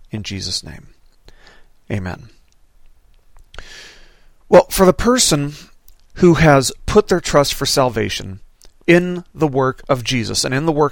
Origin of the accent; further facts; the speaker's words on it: Las Vegas, Nevada, United States; now in Arkansas, United States; growing up in Las Vegas